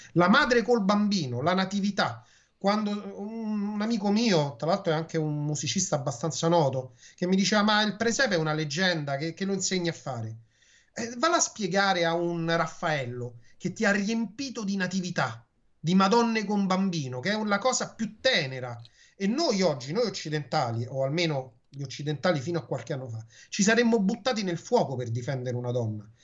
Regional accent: Rome, Lazio, Italy; Quando ero bambino io, mi ricordo che la maestra siccome Roma è una città, tra virgolette, potremmo dire multiculturale dal punto di vista del dialetto, ci fece fare le poesie in dialetto

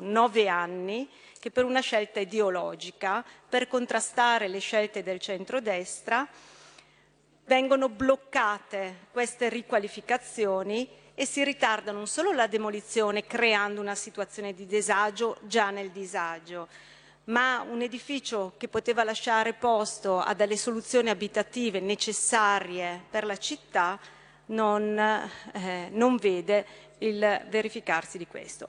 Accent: Brescia, Lombardy, Italy; Io da bresciana, l'ho vissuto, lo conosco bene

